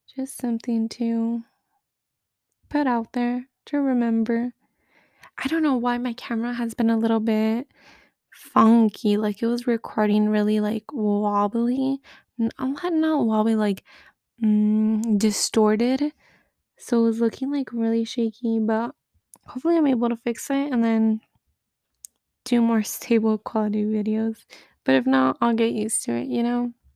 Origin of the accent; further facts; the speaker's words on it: United States; moved away as an adult; I'm the American